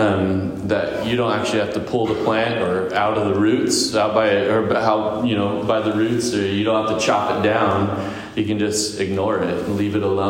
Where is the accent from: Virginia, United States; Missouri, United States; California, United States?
California, United States; Visalia; also born or lived in Sacramento, California; I moved home back to Visalia. So we're from Visalia.